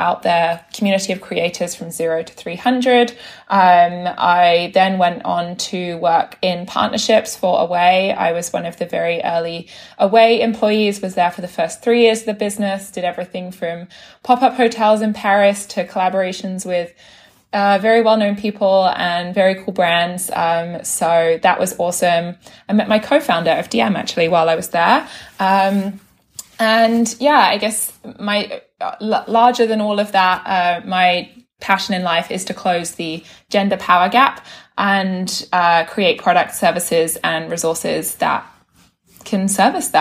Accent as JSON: {"language": "English", "country": "United Kingdom", "also_born_or_lived": "London", "moved": "as an adult", "lives_now": "New York, United States", "said": "as you can tell via my accent, I'm from the UK. I moved to New York about 6 years ago"}